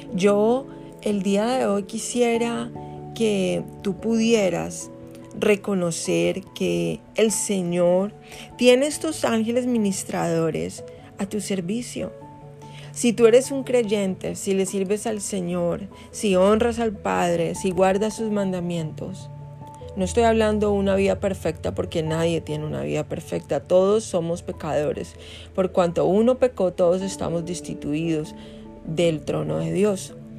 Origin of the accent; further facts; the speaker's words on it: Colombia; moved away; yo no había vuelto a, mi tierra, que yo soy colombiana.